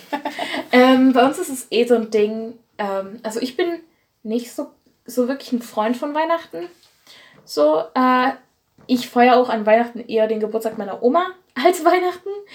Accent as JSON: {"language": "German", "area": "Erzgebirge", "region": "Saxony", "country": "Germany", "said": "ich komme ja aus dem Erzgebirge"}